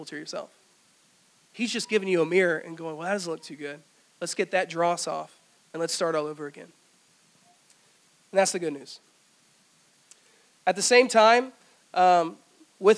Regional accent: Greenville, South Carolina, United States; also born or lived in Easley; I grew up here in Greenville

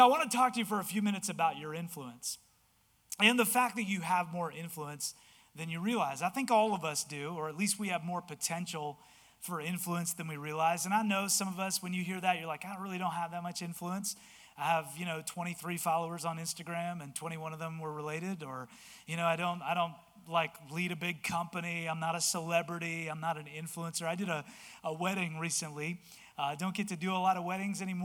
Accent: Delaware, United States; I'm from Delaware

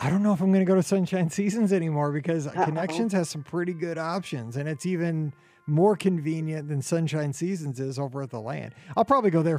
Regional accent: Missouri, United States; I'm from Missouri.

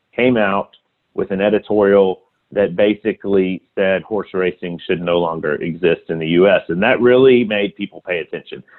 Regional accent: Alabama, United States; moved away as an adult; also born or lived in Tennessee / Louisiana / Mississippi / Kentucky; I grew up in Alabama and lived there for many years, and then lived in Tennessee Louisiana, Mississippi

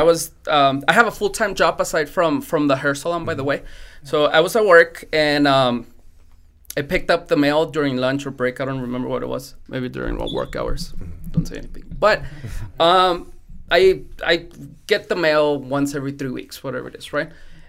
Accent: Mexico; born there; English is a second language; My first language is not English, right? I was born also in Mexico.

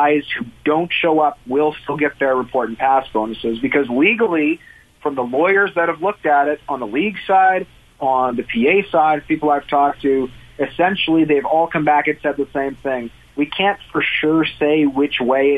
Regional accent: Winnipeg, Manitoba, Canada; growing up in Winnipeg as a Bomber fan

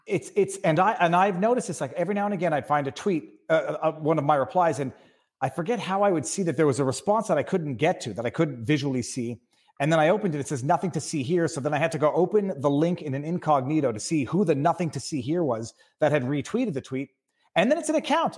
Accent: Canada; I'm Canadian

